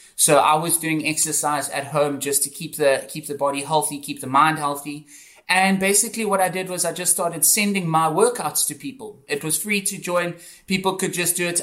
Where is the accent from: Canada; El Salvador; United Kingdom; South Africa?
South Africa; Johannesburg, Gauteng; moved away as an adult; also born or lived in Cape Town; I'm from South Africa. I grew up in in Johannesburg